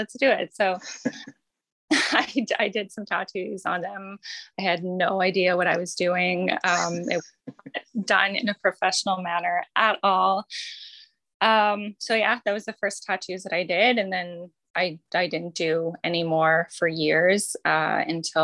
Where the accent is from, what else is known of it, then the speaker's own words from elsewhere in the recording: Dartmouth, Nova Scotia, Canada; also born or lived in Sackville, Nova Scotia / Annapolis Valley, Nova Scotia; I grew up sort of around the province. I spent some time in Sackville, in the Valley, and then back to Dartmouth. So I sort of settled in Dartmouth, I think, when I was 10